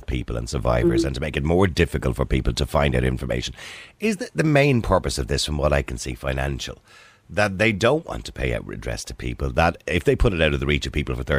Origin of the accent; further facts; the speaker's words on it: Ireland; I was born in St. Patrick's Home on Lavin Road in 1963